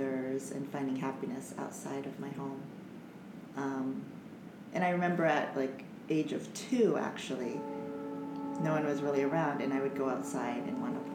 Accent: Omaha, Nebraska, United States; I grew up in Omaha, Nebraska

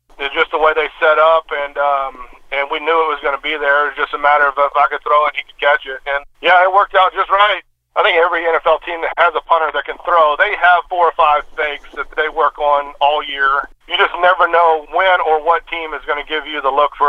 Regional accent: Houston, Texas, United States; also born or lived in East Bernard, Texas; my hometown here in Houston

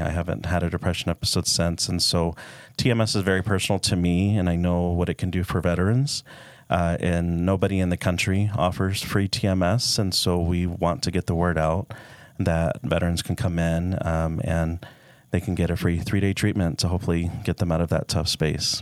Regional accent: Dallas, Texas, United States; now in Utah, United States; I'm from Dallas

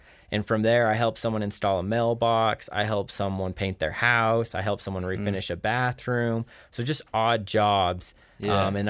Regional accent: Rexburg, Idaho, United States; born and raised in Rexburg, Idaho.

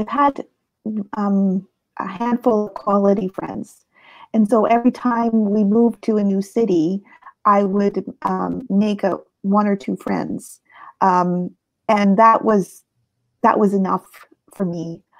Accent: Halifax, Nova Scotia, Canada; born there; also born or lived in United States / Europe; I was born in Canada, in Halifax, Nova Scotia. And my father was in the Navy, and we spent a lot of my life moving around. I lived in the States. I've lived in Europe. I lived across Canada.

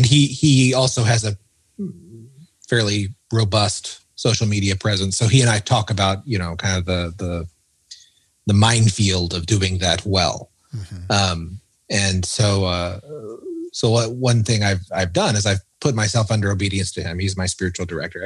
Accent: United States; As an American

